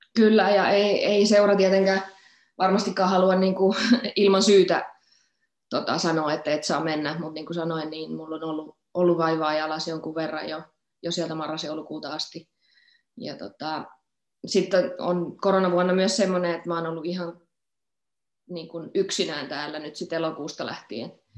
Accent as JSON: {"language": "Finnish", "town": "Forssa", "region": "Tavastia Proper", "country": "Finland", "tie": "born or raised there", "also_born_or_lived": "Salo", "moved": "yes", "lives_now": "Stuttgart, Germany", "said": "Forssahan mun niin kotikotikaupunki on, mutta eh, mä oon niin nuorena muuttanut jo pois"}